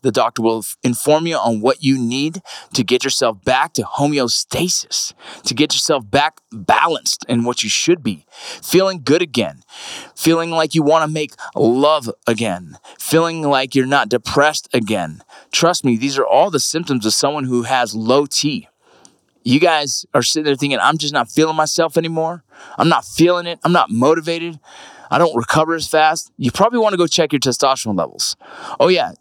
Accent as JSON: {"language": "English", "town": "San Fernando", "region": "California", "country": "United States", "tie": "born or raised there", "also_born_or_lived": "Kentucky", "moved": "as an adult", "lives_now": "Utah, United States", "said": "I grew up in San Fernando"}